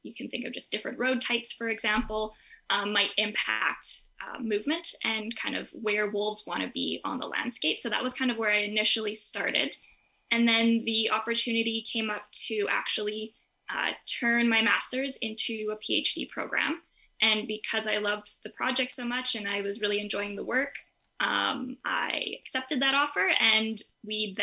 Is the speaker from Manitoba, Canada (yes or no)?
yes; Riding Mountain National Park, Manitoba, Canada; moved away as an adult; now in St. John's, Canada; where I grew up in Riding Mountain National Park